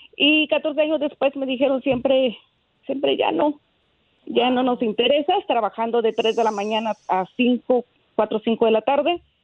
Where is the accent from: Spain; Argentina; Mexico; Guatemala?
Guatemala; now in Dallas, United States; Soy guatemalteca